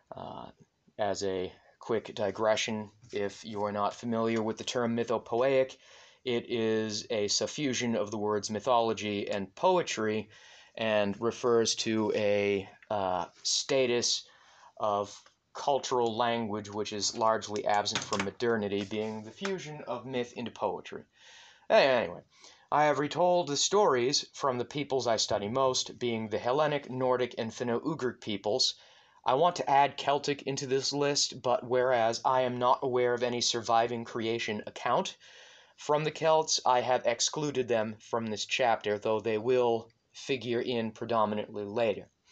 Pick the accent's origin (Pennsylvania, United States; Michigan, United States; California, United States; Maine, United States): Maine, United States; my home state of Maine